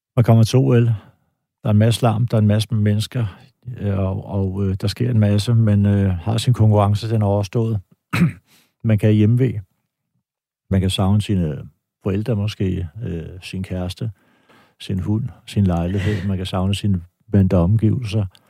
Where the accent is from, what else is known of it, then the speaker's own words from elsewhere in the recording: Denmark; jeg er dansker